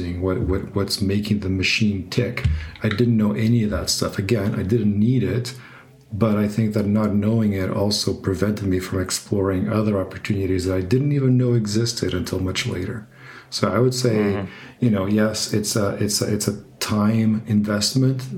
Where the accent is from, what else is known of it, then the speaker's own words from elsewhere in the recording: Portugal; now in Berlin, Germany; I'm from Portugal